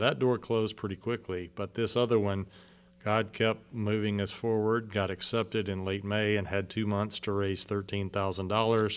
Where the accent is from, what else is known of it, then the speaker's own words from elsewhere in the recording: San Antonio, Texas, United States; moved away as an adult; also born or lived in Central China; I came from San Antonio